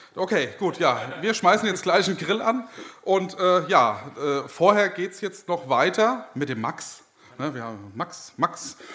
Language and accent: German; Marburg, Hesse, Germany; ich komme aus Marburg, bin 23 Jahre alt, studiere auch dort